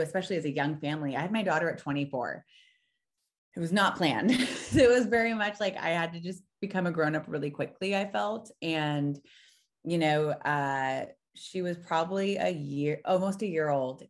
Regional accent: Orange County, California, United States; moved away as an adult; now in Frisco, United States; I'm originally from Orange County, California, and that's where we spent the last five years.

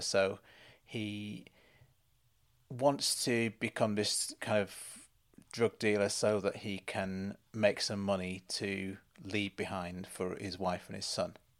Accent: United Kingdom; as a British viewer

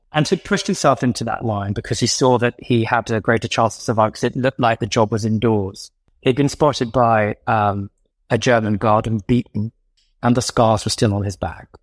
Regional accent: London, United Kingdom; when I was growing up in Southgate Shaw, Southgate Cock Fosters

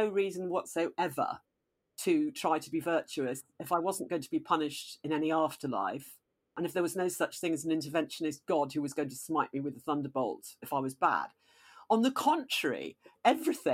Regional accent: Nottingham, East Midlands, United Kingdom; I was brought up in Nottingham in this very Christian house.

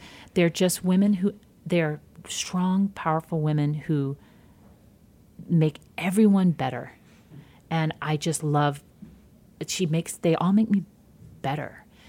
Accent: Midwest, United States; I'm from the Midwest too

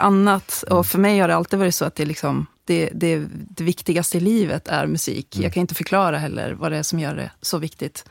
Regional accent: Sweden; när jag växte upp i Bålinge för många, många år sedan

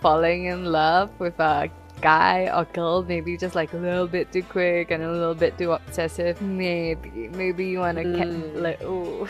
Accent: Singapore; I'm Chinese Singaporean

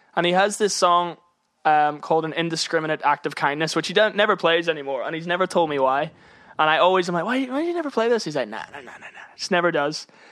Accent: Northern Ireland, United Kingdom; now in London, United Kingdom; being Irish in music in London

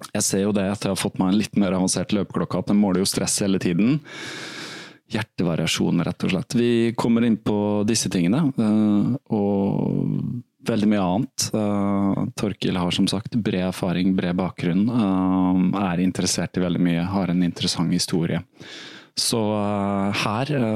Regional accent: Halden, Østfold, Norway; also born or lived in Rykkinn, Bærum; jeg er egentlig fra Fredrikshals

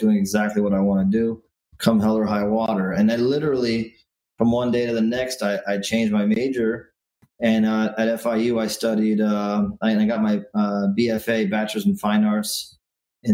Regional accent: Miami, Florida, United States; also born or lived in Virginia / Washington, D.C.; I was born there, but I've been in Miami since I was 2 years old. So I don't even remember living in DC all that much. And I feel like I'm as Miami as the next guy

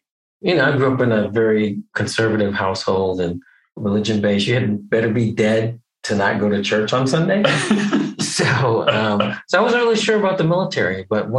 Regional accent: Connecticut, United States; I'm originally from Connecticut, born and raised there. My dad was a Methodist minister, so he got a new church every 3 to 5 years. So we moved around a bit.

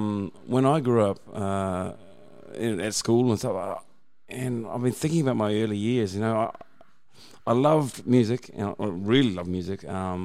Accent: Auckland, New Zealand; moved away as an adult; now in Brisbane, Australia; I grew up in Auckland. It's a bigger city in New Zealand. It's pretty much the same size as Brisbane.

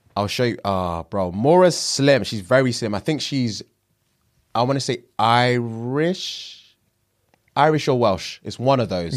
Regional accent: Nigeria; I'm Nigerian

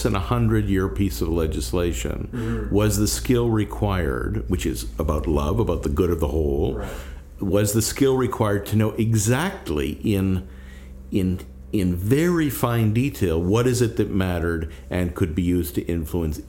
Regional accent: Canada; I'm a Canadian

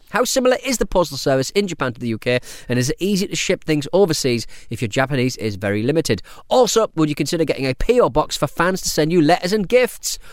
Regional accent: United Kingdom; as a British person

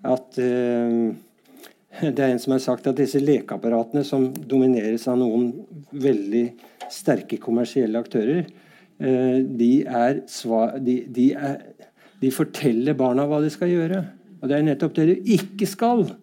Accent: Bærum, Akershus, Norway; Jeg tør nesten ikke si at jeg er fra Bærum, men det er jo et skjellsord mange steder.

